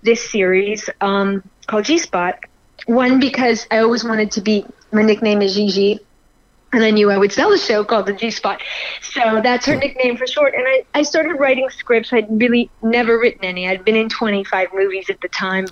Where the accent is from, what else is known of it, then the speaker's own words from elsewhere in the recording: Montreal, Quebec, Canada; moved away as an adult; now in New York, United States; I'm a Montreal girl. I'm born in Canada, but I moved to New York when I was just about 19